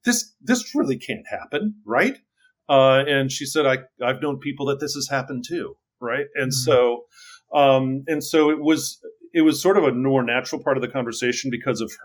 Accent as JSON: {"language": "English", "town": "Wilmette", "region": "Illinois", "country": "United States", "tie": "born or raised there", "said": "I grew up outside of Chicago in a northern suburb called Wilmette."}